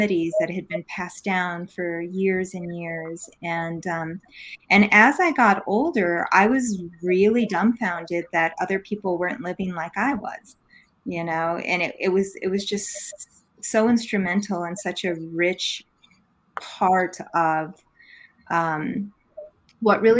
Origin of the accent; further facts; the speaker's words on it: New Mexico, United States; I'm born and raised native girl here from New Mexico. And I grew up in a rural part of the state